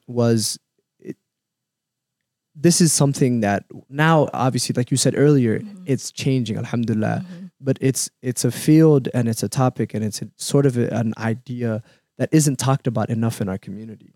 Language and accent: English; Minneapolis, Minnesota, United States; also born or lived in Somalia; I grew up in Cedar